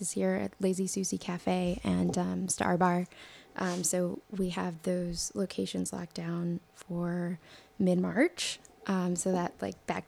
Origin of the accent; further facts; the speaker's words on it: New York, United States; I grew up in New York